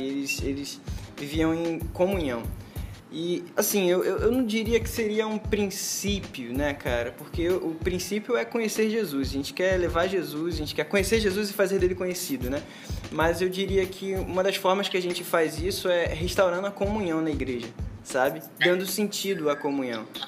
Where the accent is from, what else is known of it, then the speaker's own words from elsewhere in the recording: São João de Meriti, Rio de Janeiro, Brazil; moro no Rio de Janeiro, nasci no Rio de Janeiro, em São João de Meriti